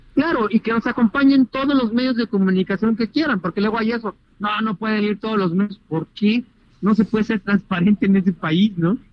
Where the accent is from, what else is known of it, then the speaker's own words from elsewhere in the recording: Mexico; nosotros los mexicanos